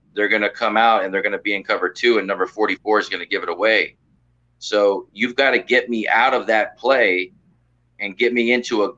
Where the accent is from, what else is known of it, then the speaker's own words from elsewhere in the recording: Miami, Florida, United States; I'm from Miami